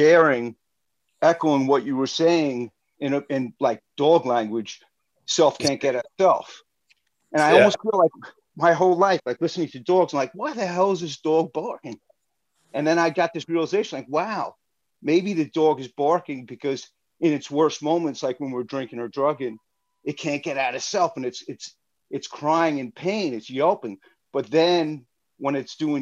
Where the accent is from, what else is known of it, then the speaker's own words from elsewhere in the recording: Rockville Centre, New York, United States; now in Long Island City, United States; I'm originally from Rottweil Center.